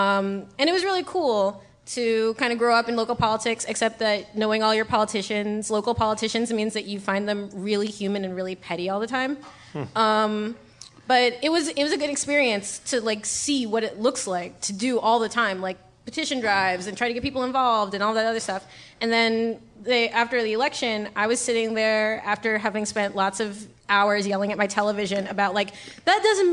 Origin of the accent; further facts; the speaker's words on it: New York, United States; I was born and raised in New York